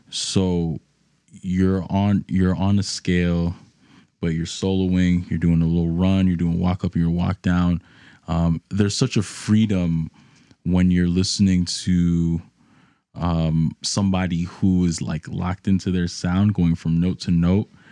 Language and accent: English; New York City, New York, United States; moved away as an adult; now in Nashville, United States; growing up in New York, you're exposed to hip hop, um, amongst other genres, um, especially where I was in the, in the Bronx